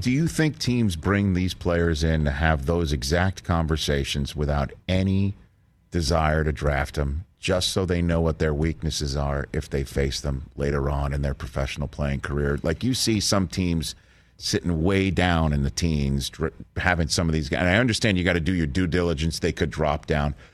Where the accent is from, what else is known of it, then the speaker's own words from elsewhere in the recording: New York, United States; I'm from New York